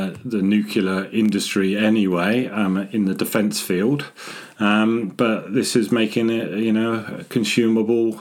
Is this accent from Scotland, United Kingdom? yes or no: yes; Scotland, United Kingdom; moved away; also born or lived in Harwell, Oxfordshire; I was born up in Scotland as part of the nuclear endeavour, and I did my apprenticeship at Harwell